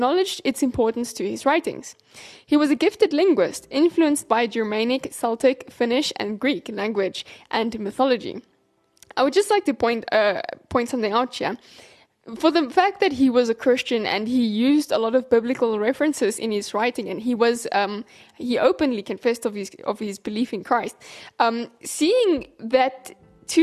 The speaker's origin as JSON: {"language": "English", "country": "South Africa", "said": "as a South African"}